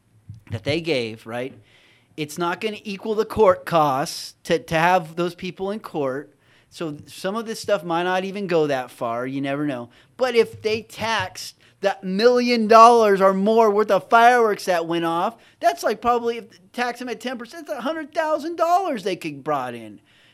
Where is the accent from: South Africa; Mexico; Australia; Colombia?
Mexico; now in United States; And I grew up partially in Mexico, but we had everything.